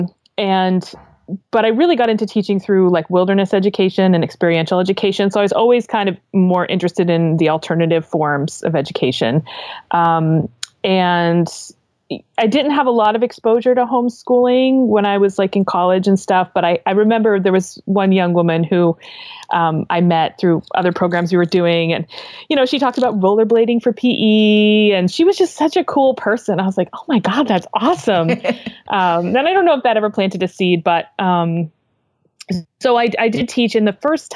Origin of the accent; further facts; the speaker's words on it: Maine, United States; also born or lived in California; I grew up here in Maine, but I went out to California to go to school